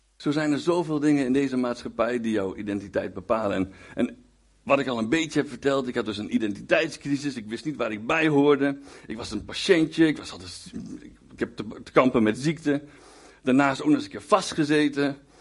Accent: Winterswijk, Gelderland, Netherlands; moved away; also born or lived in Hengelo; ik kom trouwens oorspronkelijk uit Winterswijk, daar ben ik geboren en getogen

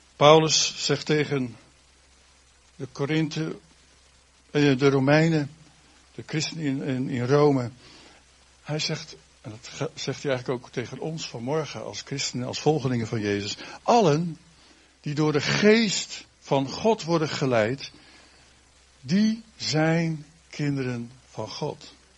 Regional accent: Netherlands; wij als Nederlanders

